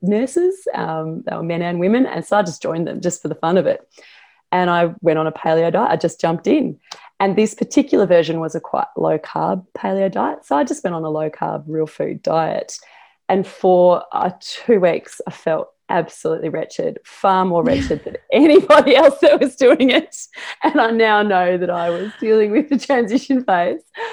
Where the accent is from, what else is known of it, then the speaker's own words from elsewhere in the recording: Australia; I am Australian.